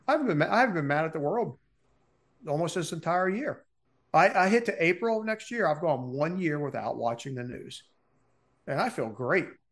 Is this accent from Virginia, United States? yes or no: no; Baltimore, Maryland, United States; I grew up in Baltimore, Maryland.